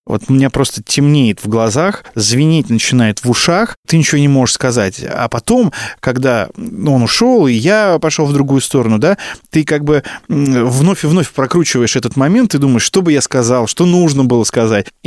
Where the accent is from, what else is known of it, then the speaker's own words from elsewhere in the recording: Bryansk, Bryansk Oblast, Russia; now in Moscow, Russia; А я только приехал из Брянска, как ты понимаешь.